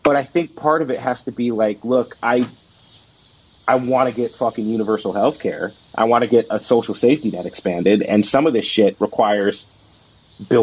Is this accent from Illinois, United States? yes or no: yes; Southern Illinois, United States; I grew up with in Southern Illinois